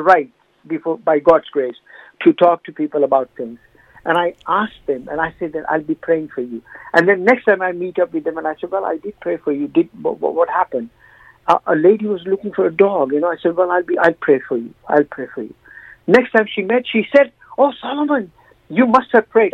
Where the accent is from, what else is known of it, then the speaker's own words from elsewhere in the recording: India; now in United Kingdom; I come from India